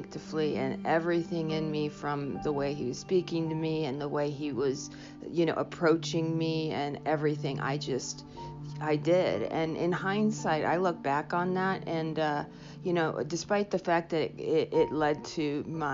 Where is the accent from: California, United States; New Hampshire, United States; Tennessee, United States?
New Hampshire, United States; also born or lived in Ohio; I grew up in New Hampshire, and I went to school out in Ohio and went back out there